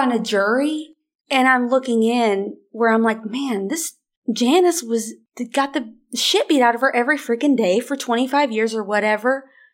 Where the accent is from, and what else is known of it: small town Arkansas, United States; born or raised there